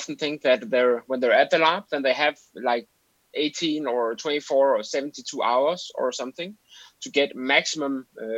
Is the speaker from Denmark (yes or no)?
yes; Denmark; from Denmark, 34 years old.